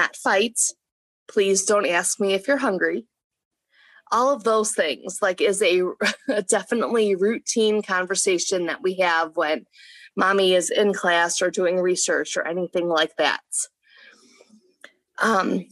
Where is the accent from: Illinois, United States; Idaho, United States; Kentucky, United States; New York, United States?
Illinois, United States; Chicago; moved away as an adult; also born or lived in Paducah; I was born and raised in Chicago, Illinois, and I love it. I'm a city girl